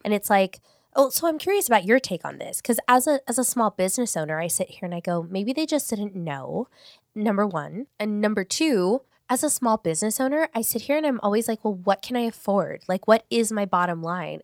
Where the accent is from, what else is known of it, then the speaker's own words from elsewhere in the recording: Paramount, California, United States; I grew up in Paramount. I went to school in Paramount